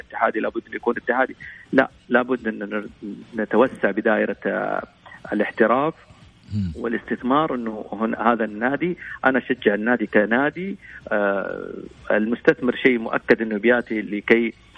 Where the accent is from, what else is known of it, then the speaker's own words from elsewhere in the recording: Saudi Arabia; احنا كسعوديين